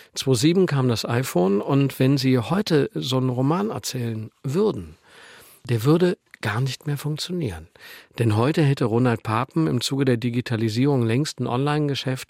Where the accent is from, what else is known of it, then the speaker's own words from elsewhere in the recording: Meerbusch, North Rhine-Westphalia, Germany; moved away as an adult; also born or lived in Düsseldorf / Bavaria / Italy; Ich bin auf der anderen Rheinseite aufgewachsen in Meerbusch. Das ist ein Vorort von Düsseldorf